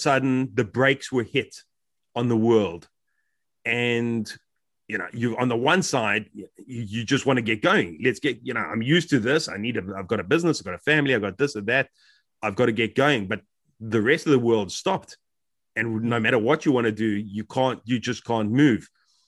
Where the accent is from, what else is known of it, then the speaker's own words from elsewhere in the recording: South Africa; moved away as an adult; now in United Kingdom; When I came from South Africa, the move was by no means easy.